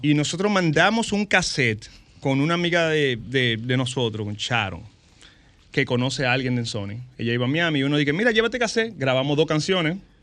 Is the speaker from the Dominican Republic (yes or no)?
yes; San Francisco de Macorís, Duarte, Dominican Republic; also born or lived in Santo Domingo; Yo soy de San Francisco Macorís